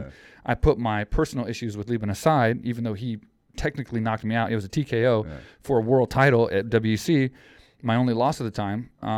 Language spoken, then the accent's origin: English; Texas, United States; We grew up in Texas, and I didn't know Thailand.